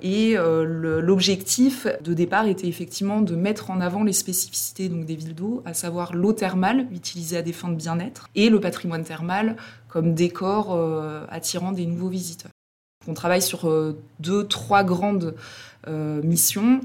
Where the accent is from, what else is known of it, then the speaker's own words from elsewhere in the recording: Combrailles, Auvergne-Rhône-Alpes, France; je suis originaire des Combrailles